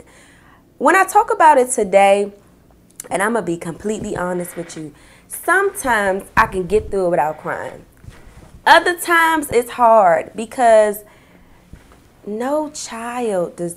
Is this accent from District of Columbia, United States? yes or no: yes; Washington, District of Columbia, United States; I live in Southeast DC, G Street, down by the shrimp boat